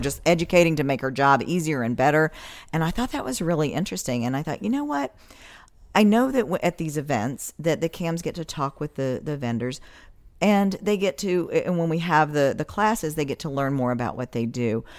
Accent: west of Asheville, North Carolina, United States; moved away as an adult; also born or lived in New York; now in Florida, United States; I'm originally from the mountains of North Carolina, grew up, uh, west of Asheville, and in a little tiny paper mill town

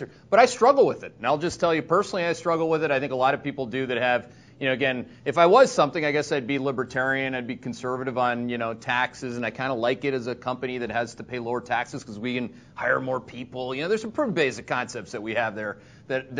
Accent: Canada; now in Connecticut, United States; I'm a Canadian green card holder

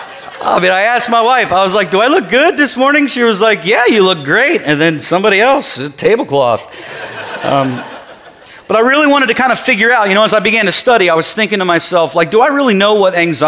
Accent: Ohio, United States; I'm from Ohio

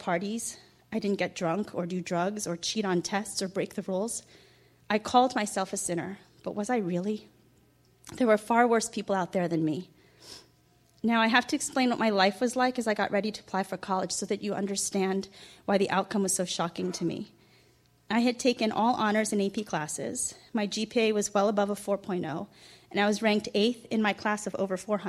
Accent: Ridgewood, United States; I grew up in Ridgewood

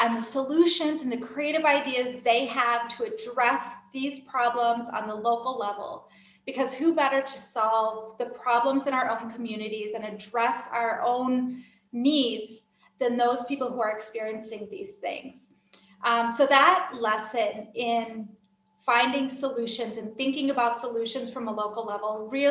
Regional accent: United States; moved away as an adult; also born or lived in Kenya; now in Kyiv, Ukraine; I am an American expatriate living overseas.

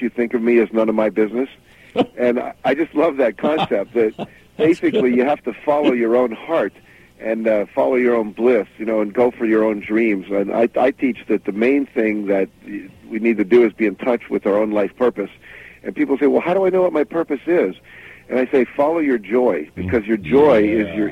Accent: West Virginia, United States; I grew up in West Virginia.

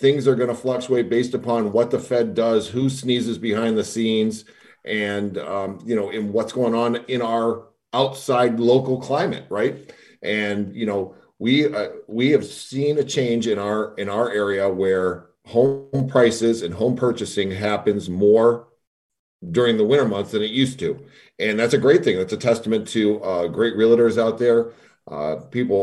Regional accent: Southeast Michigan, United States; growing up in the Southeast Michigan area and in our neck of the woods

